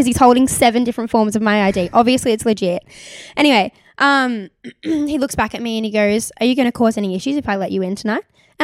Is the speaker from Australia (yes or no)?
yes; Gold Coast, Queensland, Australia; now in New South Wales, Australia; I'm originally from the Gold Coast